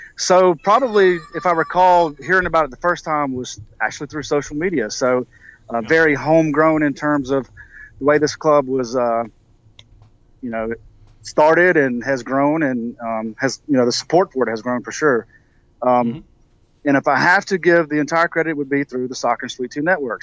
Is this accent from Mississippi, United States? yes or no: yes; Mississippi, United States; now in South Carolina, United States; it's my home state